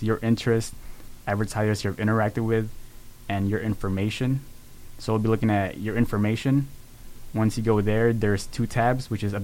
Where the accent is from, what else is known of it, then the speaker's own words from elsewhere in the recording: Waukegan, Illinois, United States; moved away as an adult; also born or lived in Philippines; now in Pennsylvania, United States; I'm from Waukegan, Illinois, but we're over here in PA.